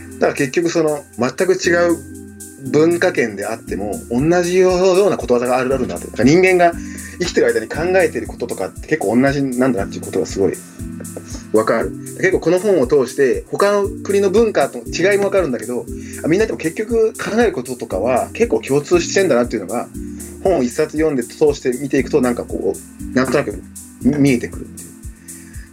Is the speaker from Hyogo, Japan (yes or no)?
yes; Himeji, Hyogo, Japan; born or raised there; moved away as an adult; also born or lived in Cameroon; now in Tokyo, Japan